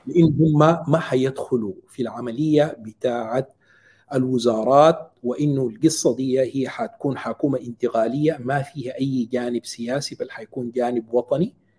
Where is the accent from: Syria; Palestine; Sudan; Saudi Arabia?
Sudan; now in Qatar; نحن كشعب سوداني